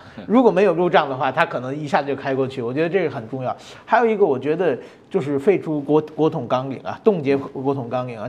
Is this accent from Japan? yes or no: yes; Japan; 我从日本来的